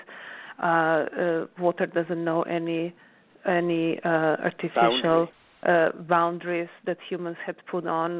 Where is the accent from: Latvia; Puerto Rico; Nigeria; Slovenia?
Slovenia; now in New York, United States; growing up in Alps and being really closely connected to nature